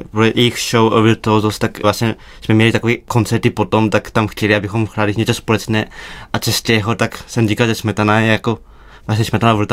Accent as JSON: {"language": "Czech", "country": "Czechia", "said": "miluju Dvořáka, to je jako, asi jako Čech, to je jako něco v srdci."}